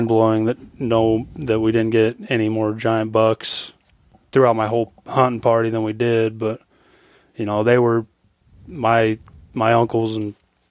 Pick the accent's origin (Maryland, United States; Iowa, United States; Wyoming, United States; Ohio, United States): Wyoming, United States; Rock Springs; moved away as an adult; now in Fairbanks, United States; Rock Springs, Wyoming, my hometown.